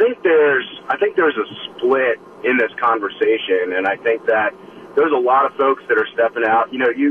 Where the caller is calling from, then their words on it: Wisconsin, United States; I live in the Midwest, obviously. I'm calling from Wisconsin.